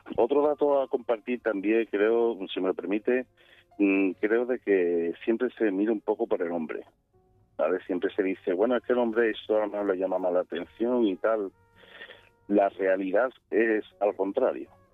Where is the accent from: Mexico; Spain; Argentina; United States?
Spain; Seville, Andalusia; yo en este caso soy de Sevilla